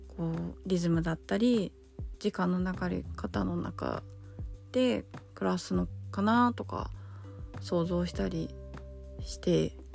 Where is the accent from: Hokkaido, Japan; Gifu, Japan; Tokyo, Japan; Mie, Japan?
Tokyo, Japan; 自分が東京で生まれて、東京で、す、 すだ、 育って、過ごしてきている